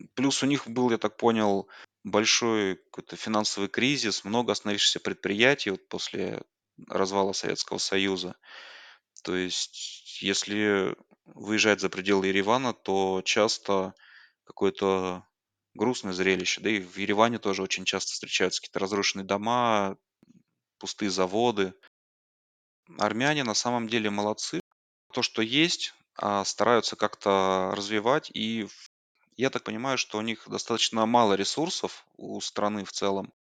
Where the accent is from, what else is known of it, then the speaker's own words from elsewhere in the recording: Tomsk, Tomsk Oblast, Russia; moved away as an adult; now in Yerevan, Armenia; Я из России, из города Томска. Это Сибирь, небольшой город в центре Сибири